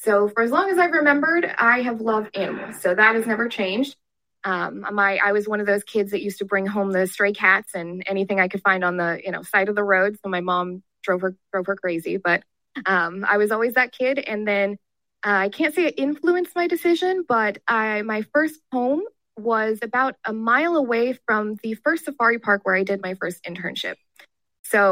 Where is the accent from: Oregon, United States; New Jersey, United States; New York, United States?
Oregon, United States; moved away as an adult; now in Sarasota, United States; I'm originally from Oregon